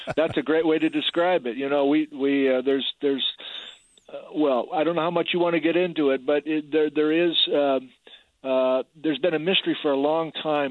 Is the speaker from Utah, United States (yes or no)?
no; Wisconsin, United States; moved away as an adult; now in Washington, United States; I grew up in Wisconsin and grew up on a farm